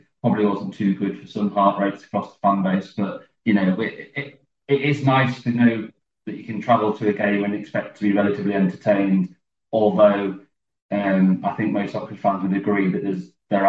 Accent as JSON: {"language": "English", "town": "York", "region": "Yorkshire and the Humber", "country": "United Kingdom", "tie": "born or raised there", "also_born_or_lived": "Oxford", "moved": "yes", "lives_now": "Derby, United Kingdom", "said": "I was born in Oxford. We moved up to York when I was 18 months or so."}